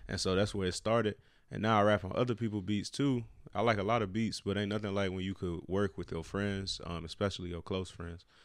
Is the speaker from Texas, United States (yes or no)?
no; Chicago, Illinois, United States; born or raised there; moved away as an adult; now in Cleveland, United States